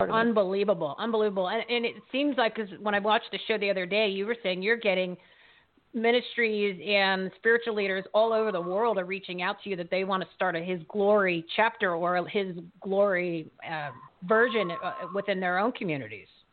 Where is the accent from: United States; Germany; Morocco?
United States; New Jersey; now in Arizona, United States; here in Arizona, I'm originally from New Jersey